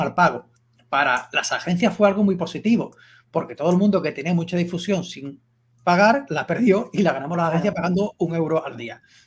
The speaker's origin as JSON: {"language": "Spanish", "town": "Seville", "region": "Andalusia", "country": "Spain", "said": "soy de Sevilla"}